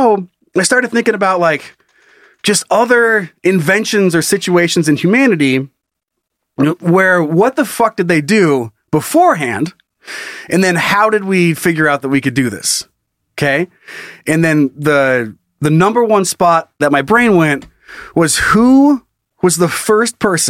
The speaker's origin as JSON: {"language": "English", "region": "Idaho", "country": "United States", "tie": "born or raised there", "said": "I grew up in Idaho"}